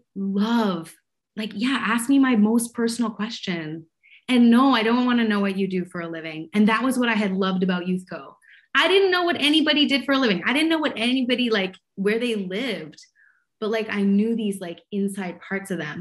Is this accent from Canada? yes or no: yes; Montreal, Quebec, Canada; also born or lived in Vancouver; now in Toronto, Canada; I grew up in Montreal as an Anglo